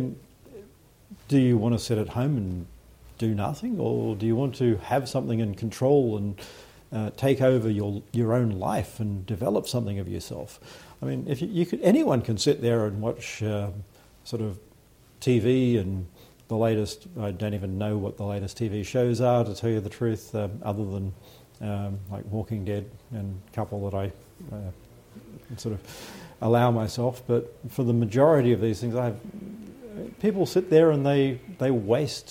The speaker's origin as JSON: {"language": "English", "country": "Australia", "accent": "Australian"}